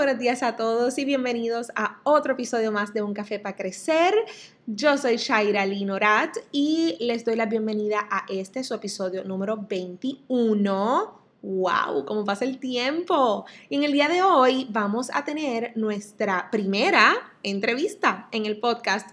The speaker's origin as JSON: {"language": "Spanish", "region": "south", "country": "Puerto Rico", "said": "en el área sur, que es de donde yo soy, de donde somos"}